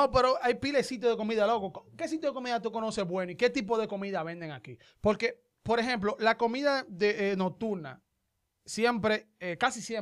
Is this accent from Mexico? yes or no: no; Dominican Republic; born or raised there